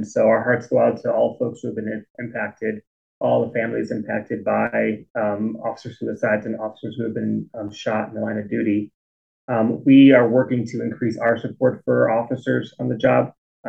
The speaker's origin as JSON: {"language": "English", "country": "United States", "tie": "born or raised there", "said": "So I grew up in the Northwest suburbs, growing up in a Jewish household."}